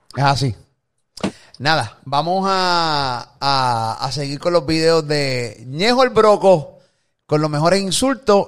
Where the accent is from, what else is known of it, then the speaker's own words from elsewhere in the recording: Puerto Rico; a nosotros nos criaron aquí en PR con temor a decir negro